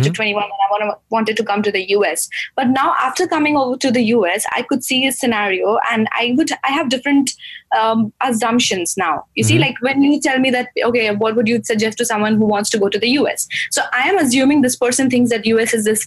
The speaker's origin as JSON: {"language": "English", "region": "Gujarat", "country": "India", "moved": "as an adult", "lives_now": "United States", "said": "I'm from Gujarat"}